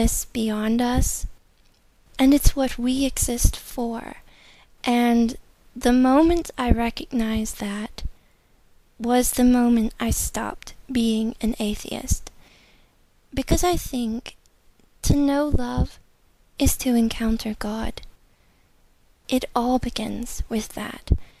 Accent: United States; I'm from America

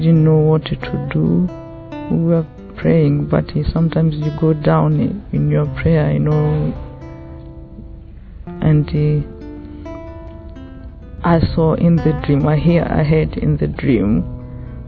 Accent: Tanzania; I'm from Tanzania

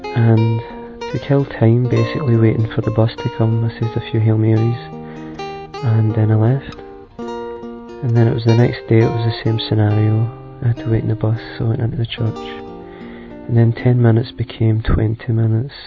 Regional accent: Scotland, United Kingdom; I'm 24 and I'm from Scotland

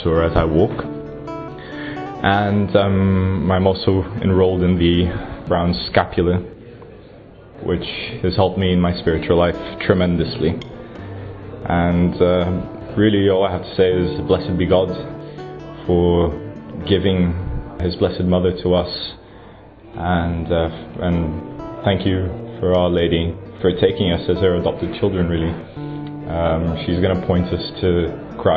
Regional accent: Brazil; moved away as an adult; now in United Kingdom; I come from Brazil. I've been living in the UK for about 9 years now.

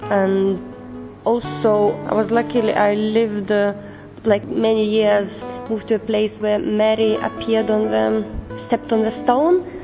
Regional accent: Lithuania; I come from Lithuania. I'm 29 years old.

